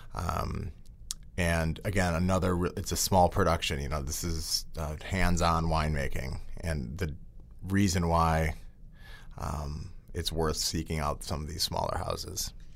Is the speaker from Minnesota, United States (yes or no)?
no; outside of Milwaukee, Wisconsin, United States; growing up outside of Milwaukee